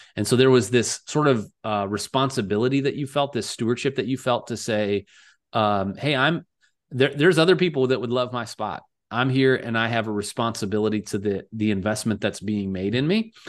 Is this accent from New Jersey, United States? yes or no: no; Cleveland, Ohio, United States; now in Silicon Valley, United States; I grew up outside of Cleveland, this was where I uh, kind of spent a lot of my upbringing years